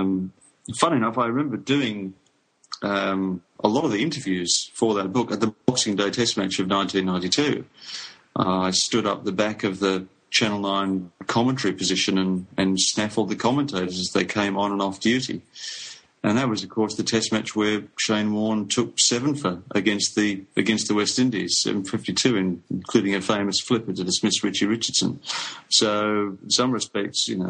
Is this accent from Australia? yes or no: yes; Geelong, Victoria, Australia; Geelong, my hometown